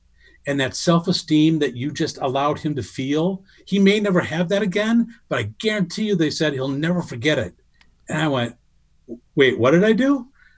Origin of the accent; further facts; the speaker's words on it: Ireland; Cause as I said, I'm Irish.